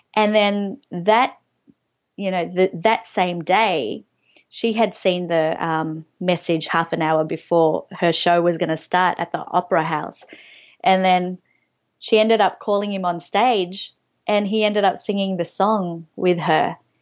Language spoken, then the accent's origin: English; Australia; growing up on Australian T V